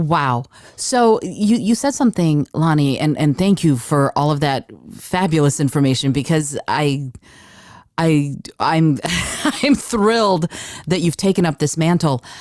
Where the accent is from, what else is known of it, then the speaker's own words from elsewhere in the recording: Detroit, Michigan, United States; I grew up in Detroit